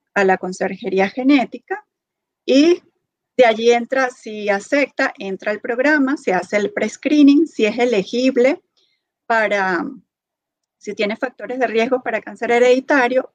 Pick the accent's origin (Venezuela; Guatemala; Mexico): Venezuela; moved away as an adult; now in Kansas, United States; soy venezolana, estudié medicina en Venezuela. tengo pocos años acá en Estados Unidos